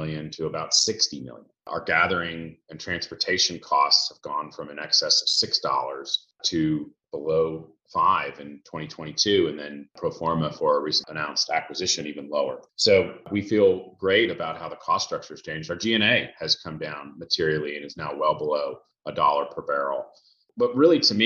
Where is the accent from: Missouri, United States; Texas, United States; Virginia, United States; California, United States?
Texas, United States; Houston; also born or lived in Boston, Massachusetts; grew up in Houston